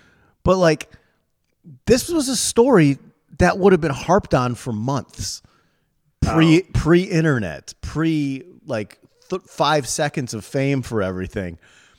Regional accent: New York, United States; I'm a New Yorker! What do you want from me?

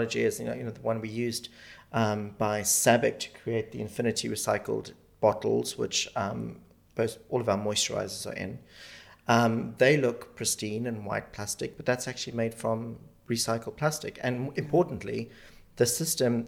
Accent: South Africa; now in United Kingdom; I grew up in Africa and grew up without television or any sort of entertainment

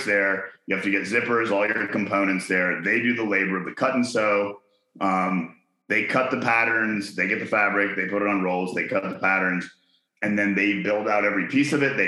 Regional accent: Chattanooga, Tennessee, United States; moved away; also born or lived in Hong Kong; I was born in Chattanooga

